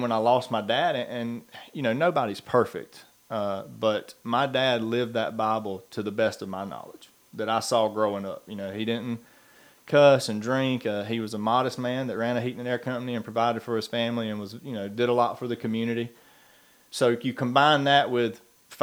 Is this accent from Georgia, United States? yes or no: yes; McIntyre, Georgia, United States; growing up in Wilkinson County, McIntyre to be exact